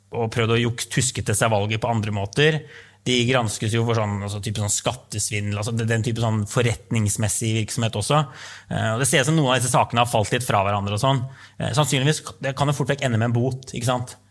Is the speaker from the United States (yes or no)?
yes; New York, United States; moved away; hjembyen min, New York